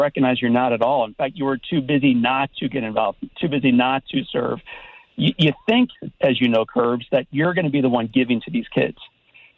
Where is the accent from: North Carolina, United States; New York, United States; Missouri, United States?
Missouri, United States; St. Louis; when I was a kid myself growing up in St. Louis